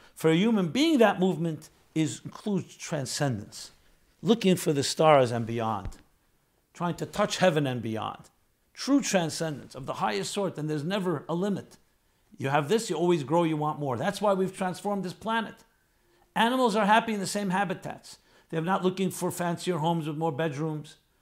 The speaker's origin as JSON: {"language": "English", "region": "New York", "country": "United States", "tie": "born or raised there", "said": "I'm a New York boy. I grew up in New York in a city"}